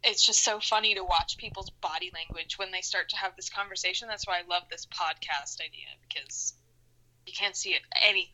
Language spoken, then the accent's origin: English; Houston, Texas, United States; also born or lived in Syracuse, New York; now in Orlando, United States; I was raised in Houston. I was born in Syracuse, New York, and then I lived a few other places, moved to Houston, but I was raised there, and now I live in Orlando, Florida.